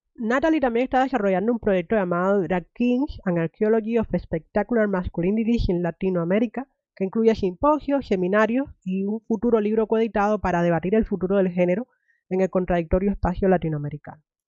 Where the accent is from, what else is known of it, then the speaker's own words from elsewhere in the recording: Cuba; moved away; me crié en Cuba